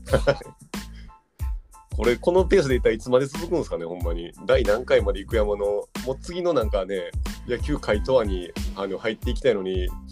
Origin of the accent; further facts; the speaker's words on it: Osaka, Japan; 当時大阪に地元の大阪に